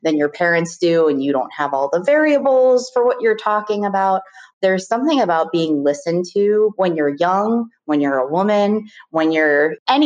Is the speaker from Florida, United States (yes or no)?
yes; Tequesta, Florida, United States; also born or lived in Richmond, Virginia / Charlottesville, Virginia; I spent the majority of my years growing up in South Florida in a town that was small called Sequesta, which is right north of Jupiter